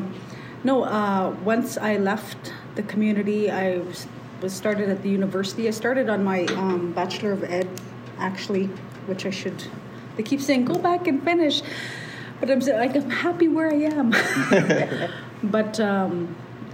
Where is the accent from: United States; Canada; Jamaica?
Canada; I'm from Chinupuakba, born and raised there